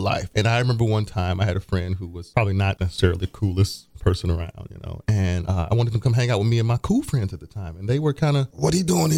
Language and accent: English; Chicago, Illinois, United States; also born or lived in Atlanta; now in Kansas City, United States; I'm from the Midwest, you know, from Chicago